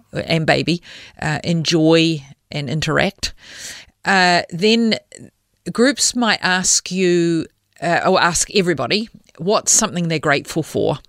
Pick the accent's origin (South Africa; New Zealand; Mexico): New Zealand; moved away as an adult; now in Australia; I am a New Zealander